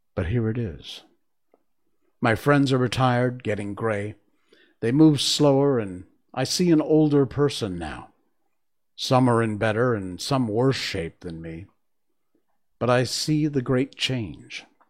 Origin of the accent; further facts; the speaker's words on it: Cornwall, Connecticut, United States; moved away; also born or lived in Key West, Florida; I was born and raised in Connecticut. in Cornwall, Connecticut, which is up in the northeast corner